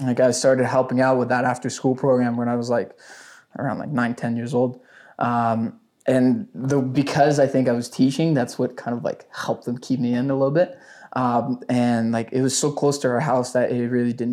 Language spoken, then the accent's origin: English; Ottawa, Ontario, Canada; also born or lived in Gatineau, Quebec; I'm from Ottawa, Canada. I started off basically, I lived in Gatineau, and we moved to Ottawa